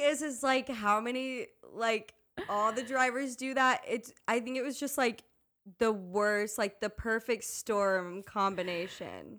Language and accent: English; Tennessee, United States; living in the South and, like, I'm from Tennessee